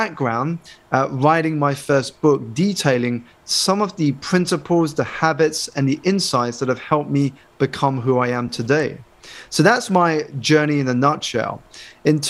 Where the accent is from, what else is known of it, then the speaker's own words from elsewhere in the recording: United Kingdom; I was born in the United Kingdom to Malaysian Chinese parents, and I was one of only a handful of Asian students in my school.